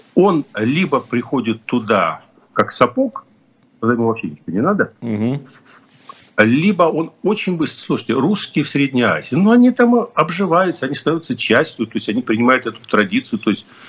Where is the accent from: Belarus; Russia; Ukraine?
Ukraine; Kyiv; moved away; Хотя я родился и вырос в Киеве, но я родился и вырос в Киеве как человек, который говорит на русском языке